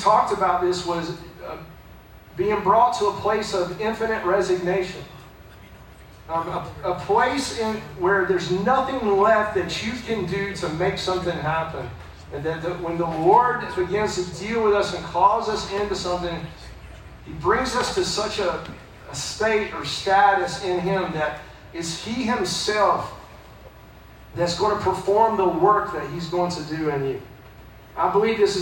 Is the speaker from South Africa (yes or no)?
no; Fletcher, United States; I'm from around here. I was born in Fletcher